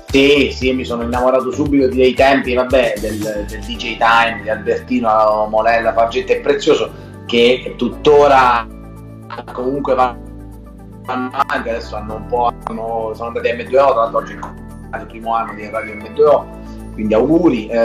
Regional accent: Lanciano, Abruzzo, Italy; moved away as an adult; sono emigrato a sud da, da Lanciano, sono venuto giù a Pasto, adesso vivo a Pasto con, eh, con, con prole per moglie e figlio, il trasferimento è stato dovuto alla, al mio matrimonio pastese.

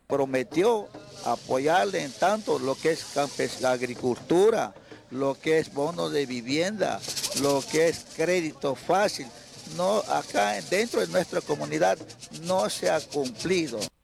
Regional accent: Ecuador; nos afecta a todos los ecuatorianos que somos de clase baja

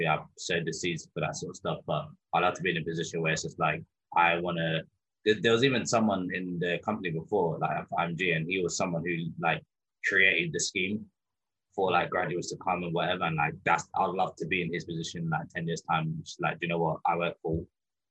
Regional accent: London, United Kingdom; I grew up in London.

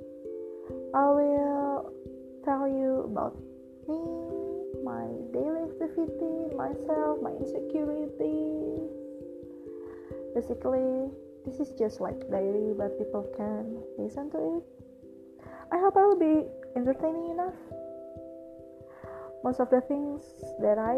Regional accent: Jakarta, Indonesia; I was born in Jakarta, 5th March 1997.

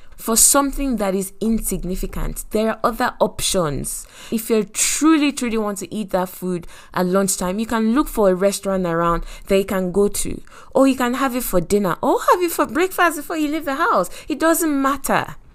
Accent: Nigeria; our food, Nigerians, is very spicy

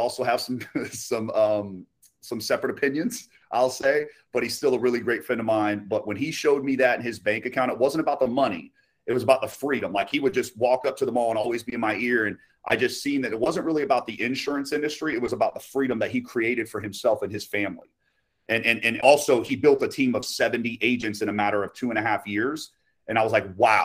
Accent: Haines City, Florida, United States; I'm from Haines City, small city. All there used to be is orange groves in a couple neighborhoods back when I was born in 1991. So, but yes, born and raised.

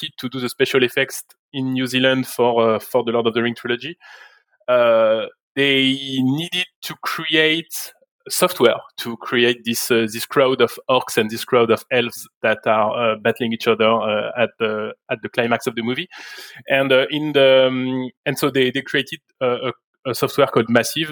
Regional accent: France; moved away as an adult; now in Montreal, Canada; I was born in France, and I worked for the vast majority of my career up until last year in France

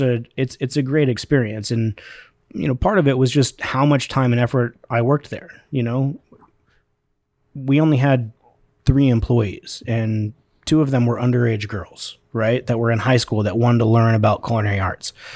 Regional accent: Spokane, Washington, United States; I grew up here in Spokane, born and raised

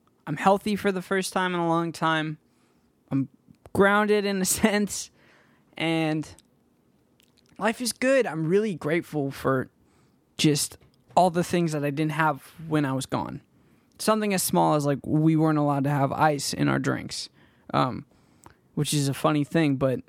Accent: Danville, California, United States; And I grew up in Danville, California. And if any of you guys know where that is or what that place is like, it's a very rich community in the Bay Area.

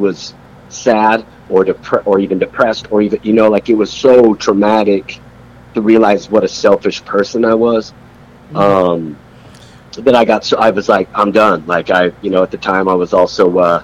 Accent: Salt Lake City, Utah, United States; moved away as an adult; also born or lived in Philadelphia, Pennsylvania; now in Arizona, United States; I'm originally from Philly as a little baby dude. But then I moved to Salt Lake City, Utah with my father. And was raised by my pops there.

